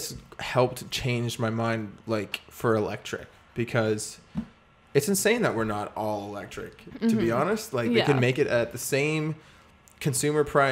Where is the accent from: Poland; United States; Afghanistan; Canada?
Canada; Acadian region; We're from Acadian region